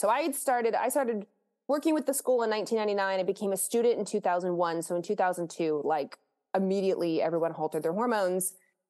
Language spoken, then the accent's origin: English; Lexington, Kentucky, United States; I grew up in Kentucky, the state of Kentucky in Lexington